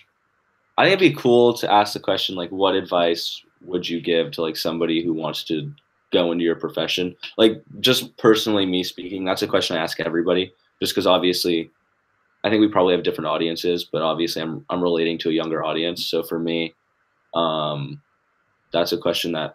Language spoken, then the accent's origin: English; Fairfield, Connecticut, United States; also born or lived in Los Angeles; Fairfield, my hometown.